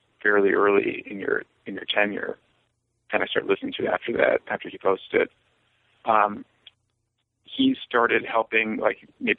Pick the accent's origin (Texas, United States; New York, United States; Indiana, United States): New York, United States; New York City; also born or lived in Yonkers, New York / St. Louis, Missouri; Well, I'm from New York originally. I was born in Yonkers and then moved to Riverdale in the Bronx when I was 10, which is nearby as well